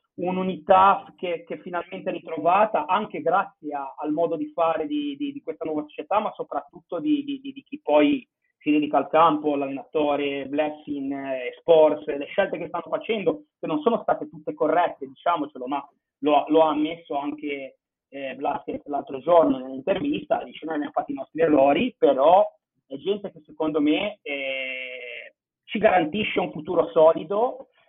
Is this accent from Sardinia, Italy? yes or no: no; Genoa, Liguria, Italy; now in Barcelona, Spain; di Genova